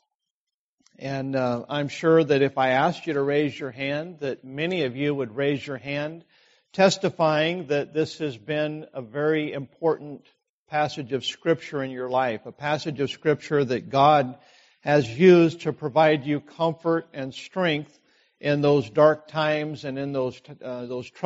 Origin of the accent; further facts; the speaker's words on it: Idaho, United States; I grew up in Idaho in farm country